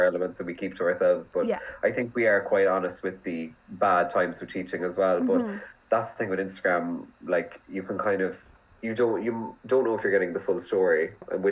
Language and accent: English; Kerry, Munster, Ireland; moved away as an adult; now in County Cork, Ireland; I am from Kerry, but I'm a teacher in County Cork